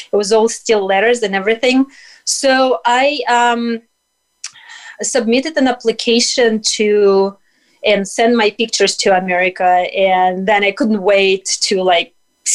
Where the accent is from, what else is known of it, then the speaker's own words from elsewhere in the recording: Russia; moved away as an adult; now in United States; growing up in Soviet Union and Russia